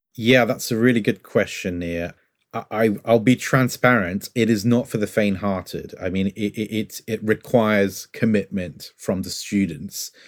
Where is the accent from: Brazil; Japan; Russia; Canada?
Brazil; now in United Kingdom; I'm originally from Brazil